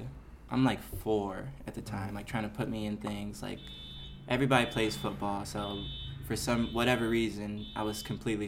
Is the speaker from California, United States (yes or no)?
yes; Los Angeles, California, United States; I'm from South Central LA.